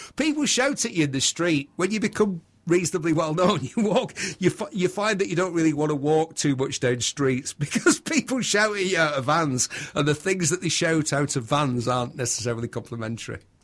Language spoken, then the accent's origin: English; Bury, North West England, United Kingdom; also born or lived in Manchester / Somerset; I'm from Bury, Bury, Lancashire